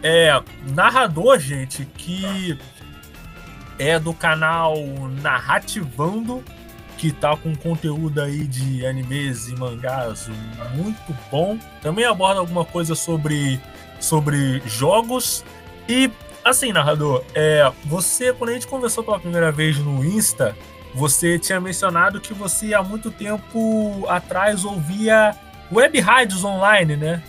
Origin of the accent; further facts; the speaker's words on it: Rio de Janeiro, Brazil; Eu e o … somos do Rio de Janeiro